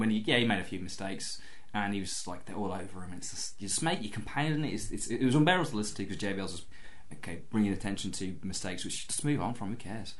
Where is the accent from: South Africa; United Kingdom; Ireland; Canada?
Ireland; I'm Irish.